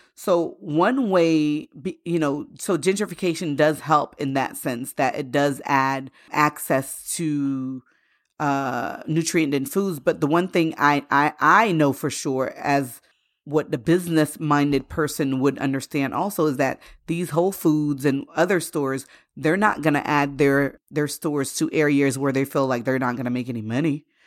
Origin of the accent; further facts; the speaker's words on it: Florida, United States; also born or lived in Haiti; growing up in Florida, when we first came here, um, in the late eighties when we moved from Haiti